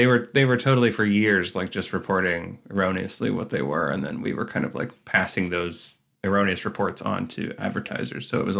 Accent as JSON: {"language": "English", "country": "Canada", "said": "I'm Canadian"}